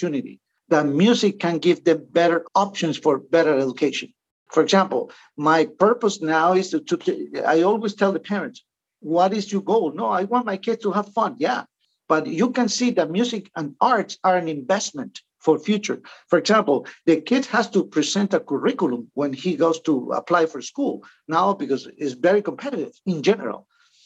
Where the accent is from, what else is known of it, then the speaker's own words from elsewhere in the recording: Mérida, Venezuela; moved away as an adult; now in New Jersey, United States; my hometown in Mérida